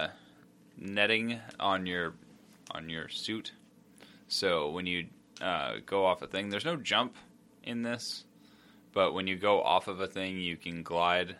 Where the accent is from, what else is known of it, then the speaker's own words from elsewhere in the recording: United States; We're American